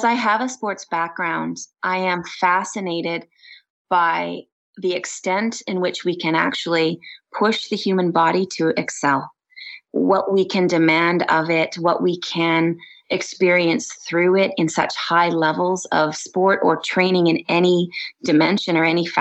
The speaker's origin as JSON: {"language": "English", "area": "Vancouver Island", "region": "British Columbia", "country": "Canada", "tie": "born or raised there", "lives_now": "Kelowna, Canada", "said": "Western Red Cedar, which I grew up with on Vancouver Island"}